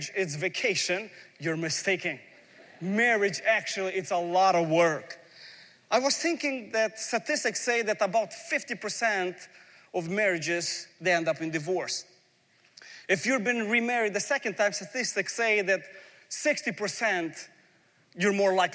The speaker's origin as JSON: {"language": "English", "country": "Ukraine", "tie": "born or raised there", "moved": "yes", "said": "I'm coming from a former Soviet Union. I was born in Ukraine. We lived a life really poor in a big family."}